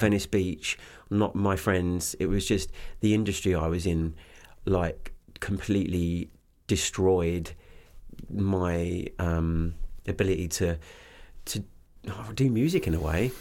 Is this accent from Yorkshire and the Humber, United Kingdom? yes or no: no; Canterbury, South East England, United Kingdom; moved away as an adult; also born or lived in Los Angeles; I was born in, um, uh, Canterbury Hospital